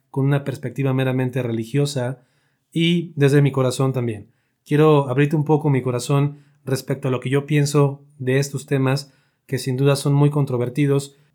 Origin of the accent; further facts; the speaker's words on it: Mexico; este episodio nace a partir de las manifestaciones que esta semana tuvieron lugar aquí en mi país, México